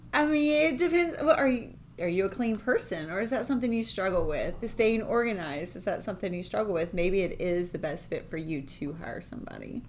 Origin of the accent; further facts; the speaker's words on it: United States; I grew up right outside of Charlotte, right there on the line